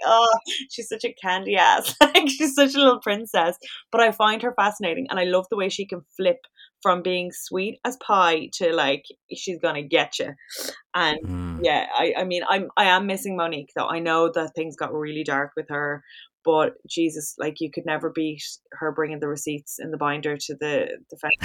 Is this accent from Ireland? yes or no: yes; Ireland; we're very Irish